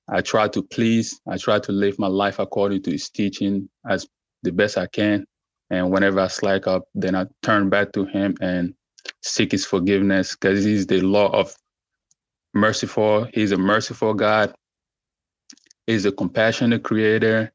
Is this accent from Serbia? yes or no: no; Côte d’Ivoire; now in Texas, United States; I'm originally from West Africa, Ivory Coast, to be precise, but I'm currently living in the United States of America, Texas